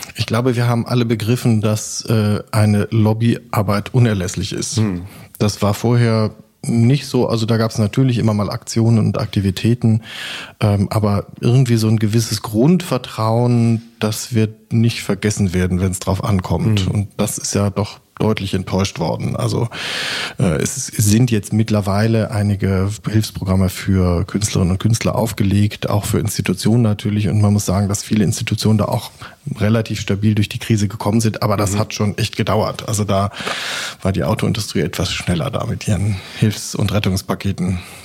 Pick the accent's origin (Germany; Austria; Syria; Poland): Germany; near Basel, Baden-Württemberg; also born or lived in Koblenz; now in Leipzig, Germany; Also erstens bin ich in Koblenz nur geboren, ich bin dann in Südbaden aufgewachsen, in der ja. Nähe von Basel